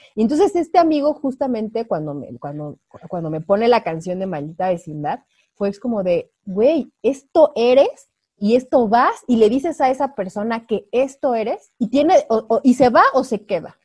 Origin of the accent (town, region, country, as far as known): Mexico